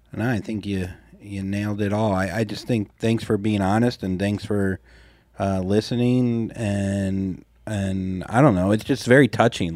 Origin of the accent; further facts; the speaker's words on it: Florida, United States; now in Saint Louis, United States; I was raised two hours away from big sports teams in Florida